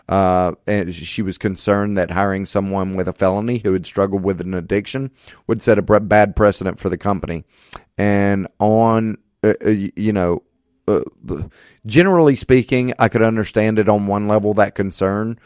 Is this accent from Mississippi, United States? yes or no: yes; Hattiesburg, Mississippi, United States; I'm a native Mississippian. I was born and raised in Hattiesburg